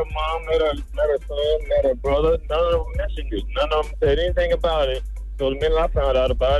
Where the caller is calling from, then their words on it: Orlando, Florida, United States; I'm calling from Orlando, Florida.